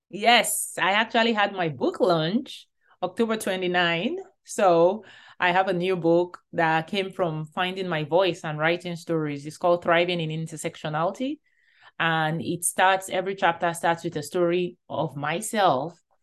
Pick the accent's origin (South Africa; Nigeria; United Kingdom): Nigeria; moved away; growing up in Nigeria